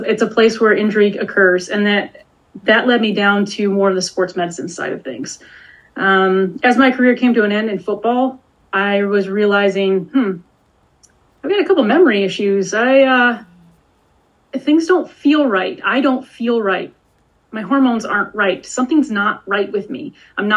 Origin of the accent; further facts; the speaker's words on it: Detroit, Michigan, United States; I grew up in Metro Detroit